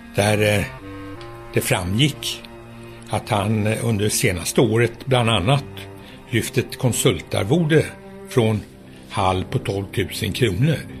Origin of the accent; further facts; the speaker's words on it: Sweden; jag var svensk